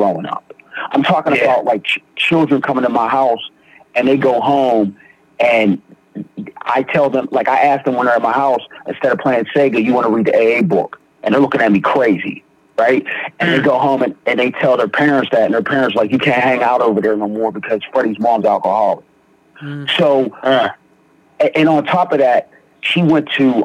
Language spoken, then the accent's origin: English; Beaver County, Western Pennsylvania, United States; I grew up, I'm from Beaver County, small area, small town.